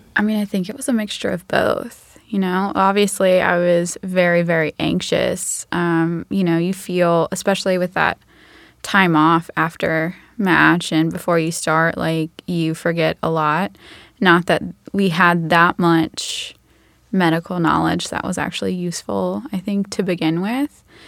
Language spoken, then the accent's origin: English; Macon, Georgia, United States; I grew up in Macon, Georgia